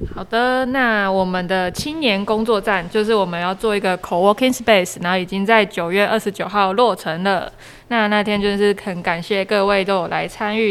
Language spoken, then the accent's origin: Chinese; Yunlin County, Taiwan; also born or lived in Taipei; now in Chishang, Taiwan; 我是去年就是。移居算是移居来花东的。那我本身是云林人，然后在来花东之前，其实在台北住了八年，就在台北念书工作。